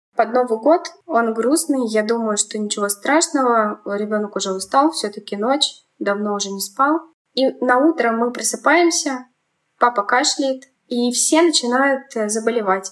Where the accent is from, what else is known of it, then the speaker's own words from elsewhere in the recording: Kemerovo, Kemerovo Oblast, Russia; moved away as an adult; also born or lived in Belovo, Russia; now in Moscow Oblast, Russia; Родилась я в Кемеровской области, в маленьком городе Белово. Потом переехали мы с мамой в Кемерово. В Кемерово пожили, я там закончила школу